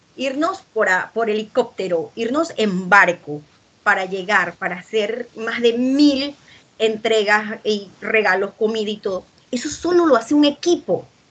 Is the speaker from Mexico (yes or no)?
no; Panama; el poema de mi tierra, que es un poema dedicado al café de Panamá